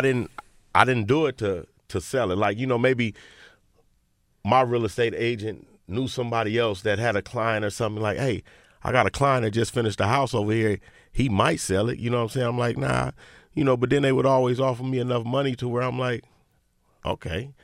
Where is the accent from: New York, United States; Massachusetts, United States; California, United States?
California, United States; Inglewood; I'm from Inglewood